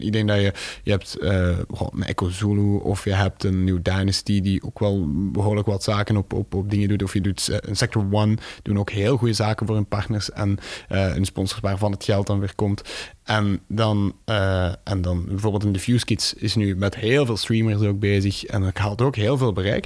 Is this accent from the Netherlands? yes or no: no; Tienen, Flanders, Belgium; dat is mijn geboortestad in Tienen